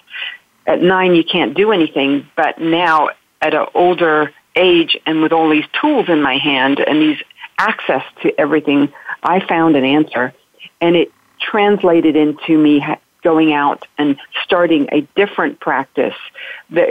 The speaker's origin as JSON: {"language": "English", "region": "the south of England", "country": "United Kingdom", "tie": "born or raised there", "also_born_or_lived": "London", "moved": "as an adult", "lives_now": "United States", "said": "I grew up in England, the south of England, and went to school in London"}